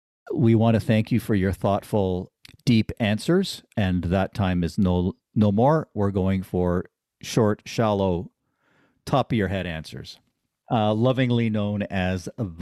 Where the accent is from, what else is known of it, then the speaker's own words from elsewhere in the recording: Canada; I'm Canadian.